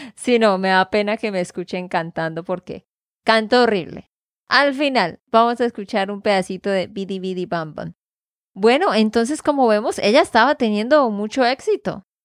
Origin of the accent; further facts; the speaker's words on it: Santander, Colombia; de Santander, Colombia